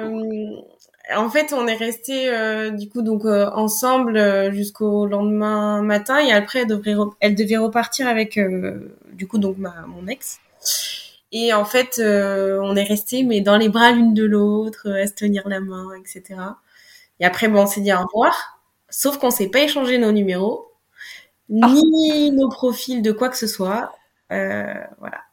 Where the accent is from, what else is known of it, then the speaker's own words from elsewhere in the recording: Limoges, Nouvelle-Aquitaine, France; chez moi à Limoges, parce que je suis originaire